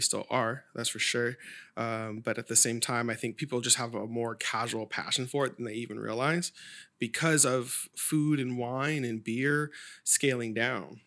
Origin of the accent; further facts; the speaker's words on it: Sacramento, California, United States; growing up in Oak Grove